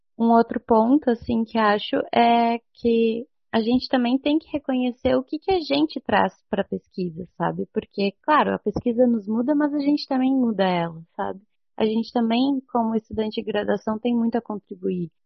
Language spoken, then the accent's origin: Portuguese; Santa Rosa, Rio Grande do Sul, Brazil; now in Porto Alegre, Brazil; eu sou de Santa Rosa